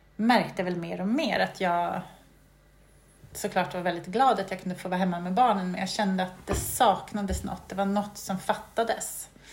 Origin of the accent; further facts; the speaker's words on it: Sweden; moved away as an adult; also born or lived in England; jag var väl hemma i Sverige det året